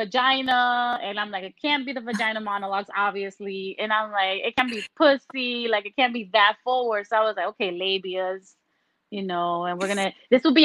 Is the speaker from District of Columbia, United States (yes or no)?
no; New York, United States; also born or lived in Tampa, Florida; I'm a New Yorker